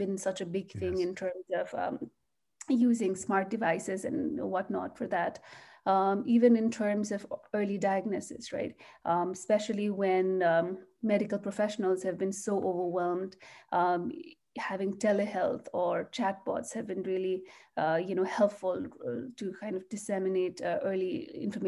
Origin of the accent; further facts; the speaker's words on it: Nepal; also born or lived in Singapore / Canada; now in United States; I'm originally from Nepal